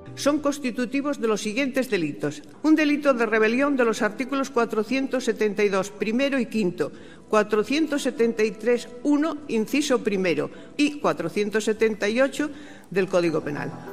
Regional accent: Catalonia, Spain

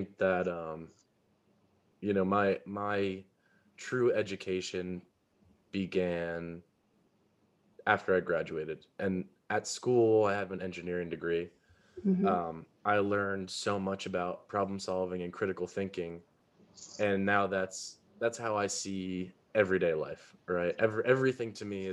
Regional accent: Carmel, New York, United States; Carmel, which is where I'm from

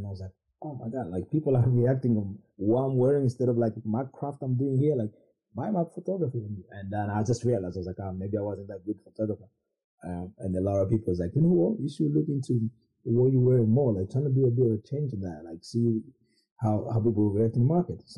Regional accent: London, United Kingdom; we're from West London

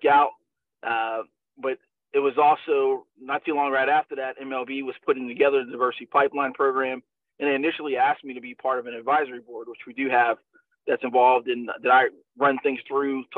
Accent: Baltimore, Maryland, United States; my hometown team, the Baltimore Orioles

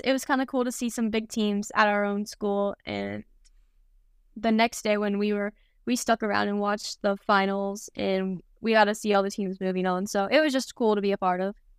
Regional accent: Kansas, United States; moved away; more kind of in the Midwest since I'm from Kansas

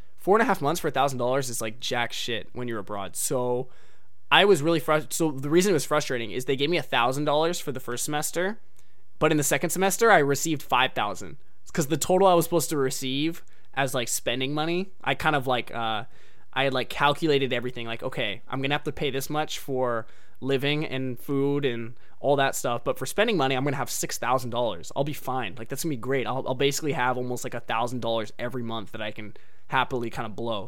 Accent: United States; I'm an American

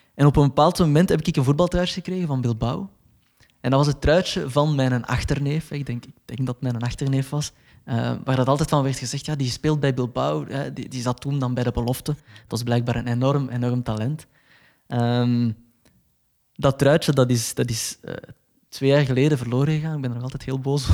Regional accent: Belgium; als Belg

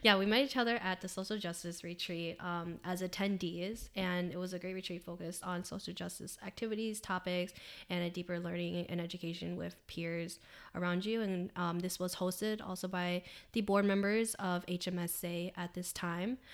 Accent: Minnesota, United States; I was born and have been raised in Minnesota my entire life

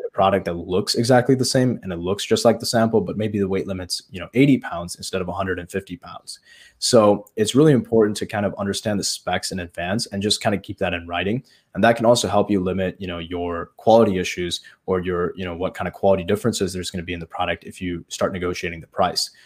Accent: Chesterton, Indiana, United States; a foot doctor here in Chesterton. That's my hometown. and, it's in Indiana

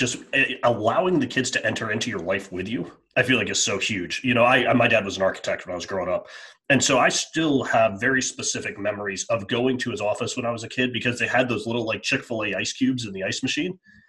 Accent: Northeast, United States; I'm from the Northeast or Mid-Atlantic, you know, we all played three sports.

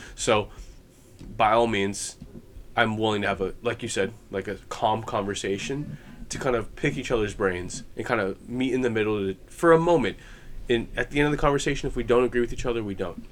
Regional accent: United States; as an American

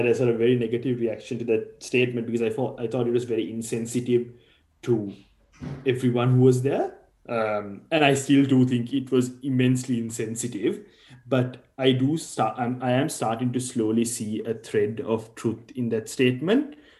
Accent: Sri Lanka; now in Australia; if I grew up the way I did, which is in Sri Lanka, versus if I grew up here in Australia.

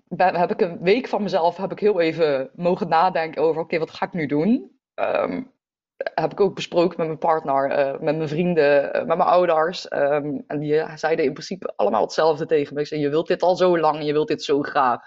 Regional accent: North Brabant, Netherlands; also born or lived in The Hague; ik ben verhuisd van Den Haag naar eh, Brabant. En ehm, dat was voor mij een hele nieuwe omgeving

